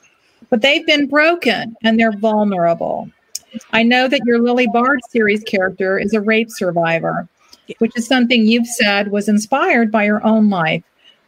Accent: Ireland; I'm Irish. We believe in everything.

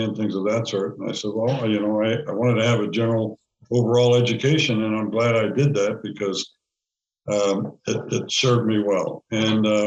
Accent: Allentown, Pennsylvania, United States; also born or lived in North Carolina; I was born in Allentown, Pennsylvania.

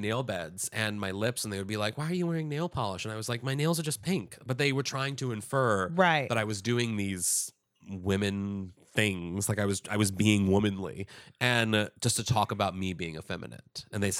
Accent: Kirkwood, Missouri, United States; Missouri. Yeah, yeah. I graduated from my hometown.

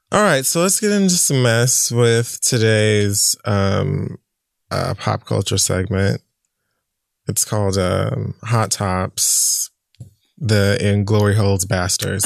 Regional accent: Jamaica; I'm Jamaican.

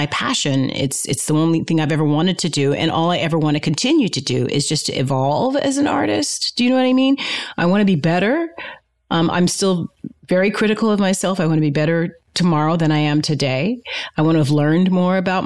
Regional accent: Fresno, California, United States; as a Black girl growing up in Fresno, California

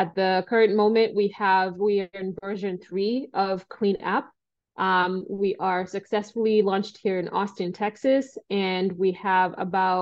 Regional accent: Kenya; moved away as an adult; now in United States; I came to the US from Kenya when I was 18 years old to study math and mechanical engineering.

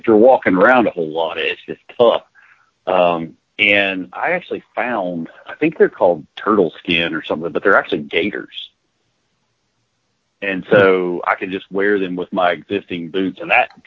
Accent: Virginia, United States; now in South Texas, United States; I'm from Virginia originally

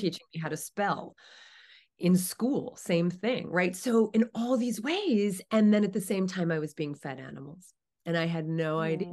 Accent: New Jersey, United States; moved away as an adult; now in California, United States; I grew up in New Jersey. I'm in California now. Have been for the last twenty-five years

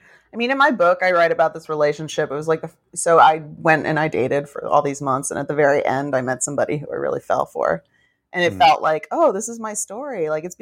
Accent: New York, United States; I grew up in New York, so I don't think anyone was like, why aren't your parents married?

